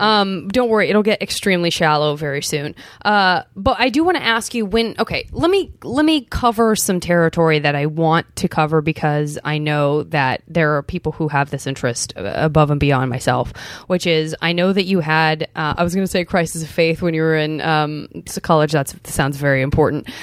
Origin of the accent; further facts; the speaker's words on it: Arizona, United States; I'm from Arizona